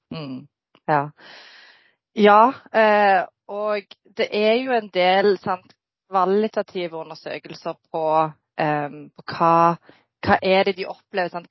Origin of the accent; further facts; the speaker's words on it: Norway; Jeg er født og oppvokst i Norge med foreldre fra Bosnia-Hercegovina